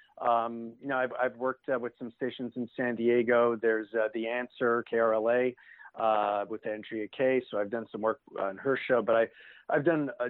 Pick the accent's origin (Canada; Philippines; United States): Canada; Montreal, Quebec; moved away; I was in Montreal. I'm originally from Canada. I grew up there